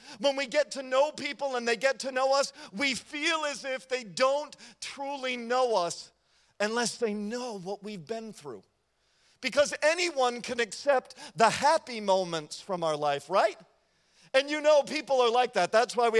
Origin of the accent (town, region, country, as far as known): United States